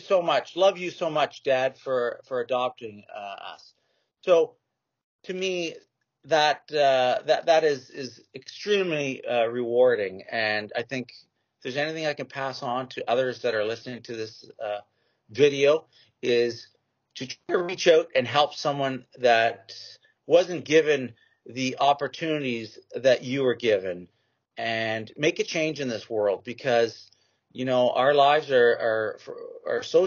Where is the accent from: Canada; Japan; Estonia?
Canada